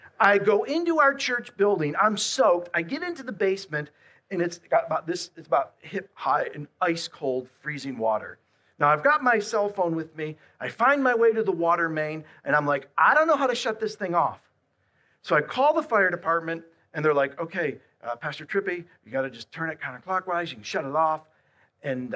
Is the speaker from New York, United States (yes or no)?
yes; Buffalo, New York, United States; I'm from Buffalo